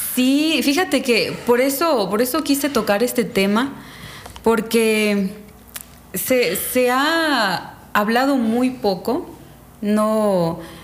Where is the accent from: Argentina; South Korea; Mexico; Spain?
Mexico; Calderitas, Quintana Roo; now in Catemaco, Mexico; soy originaria de Quintana Roo, un pueblo que se llama Calderitas